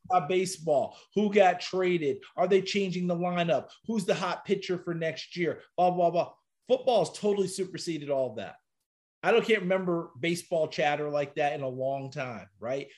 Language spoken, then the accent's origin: English; Newport, New York, United States; When I was a little guy, all right, growing up in Newport, New York, my, my, my lovely hometown